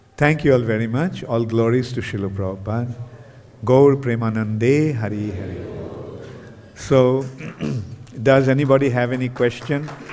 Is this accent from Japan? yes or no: no; Kolkata, West Bengal, India; I am from Bengal.